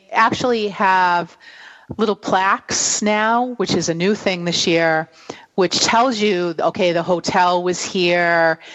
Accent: New England, United States; accent: New England; my New England accent is showing

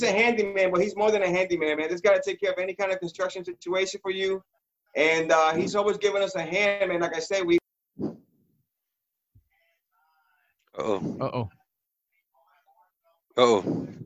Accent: Orlando, Florida, United States; also born or lived in Puerto Rico; I've been here since 89. I grew up in Orlando.

